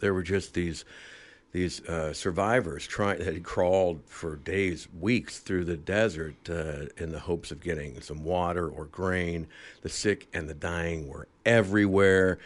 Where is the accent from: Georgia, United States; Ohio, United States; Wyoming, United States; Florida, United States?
Ohio, United States; Dayton; moved away as an adult; also born or lived in Chicago; a news cameraman for a small station in my hometown of Dayton, Ohio